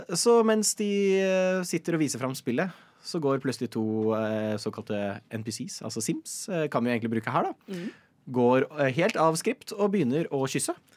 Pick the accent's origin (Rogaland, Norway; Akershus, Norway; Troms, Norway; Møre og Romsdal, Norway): Akershus, Norway; Nittedal; Jeg er fra Nittedal.